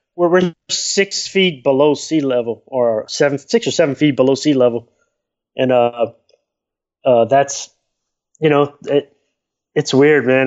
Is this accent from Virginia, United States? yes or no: no; Lafayette, Louisiana, United States; now in New Orleans, United States; I was born in Lafayette, Louisiana